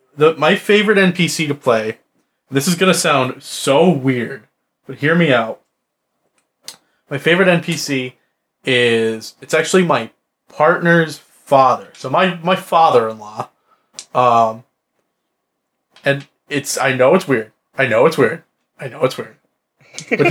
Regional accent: Midwest, United States; accent: Midwest

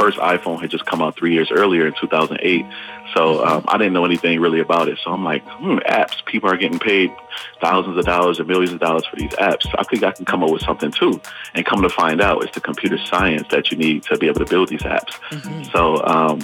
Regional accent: Buffalo, New York, United States; I'm from Buffalo, New York

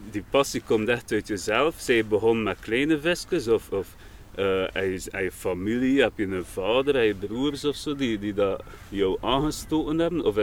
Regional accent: Kortessem, Flanders, Belgium; Van Kortesem.

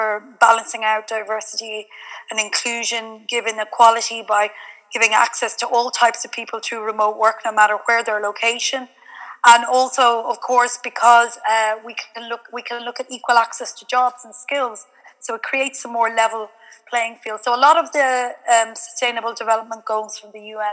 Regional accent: Galway, Connacht, Ireland; moved away as an adult; now in Zaragoza, Spain; Based in Zaragoza here in Spain, but I am originally from Galway, so strong Irish connection.

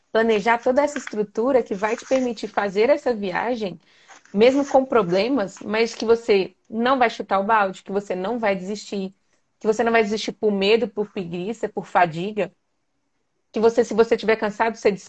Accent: Belo Horizonte, Minas Gerais, Brazil; Se tô saindo de Minas, tá, gente? Eu sou de BH.

